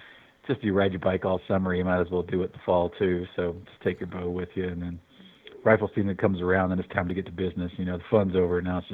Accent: Fairhope, Alabama, United States; moved away as an adult; now in Missoula, United States; So I grew up in Alabama.

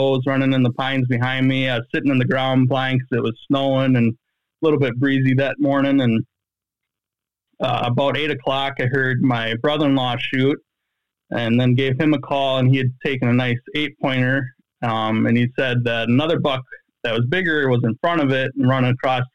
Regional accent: Columbia County, Wisconsin, United States; now in Fort Atkinson, United States; So I live in Jefferson County, and I'm originally from Columbia County.

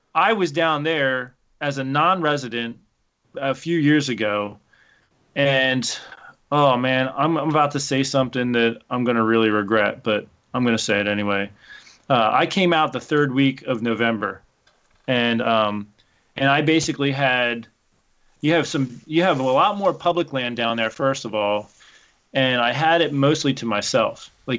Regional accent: Pennsylvania, United States; So I came from Pennsylvania. Literally out my back door was 13,000 acres of public hunting ground.

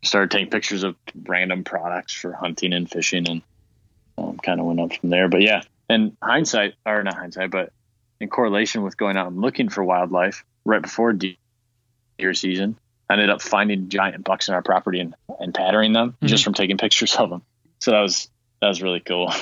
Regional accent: Lansing, Michigan, United States; moved away as an adult; now in Traverse City, United States; I grew up in Lansing

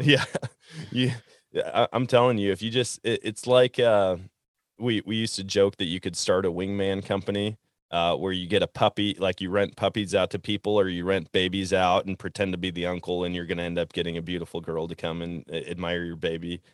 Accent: Wisconsin, United States; growing up in Wisconsin, it seemed like everybody had kind of the same strategy

